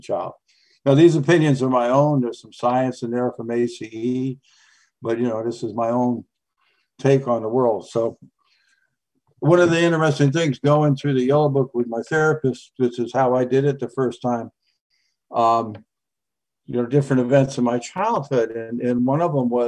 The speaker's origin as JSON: {"language": "English", "region": "Connecticut", "country": "United States", "tie": "born or raised there", "said": "I was raised in Connecticut"}